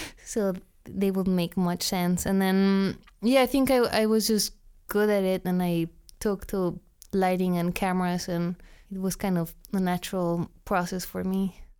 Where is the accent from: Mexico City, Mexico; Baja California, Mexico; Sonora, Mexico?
Mexico City, Mexico; moved away as an adult; also born or lived in London, United Kingdom; now in United States; I'm from Mexico City.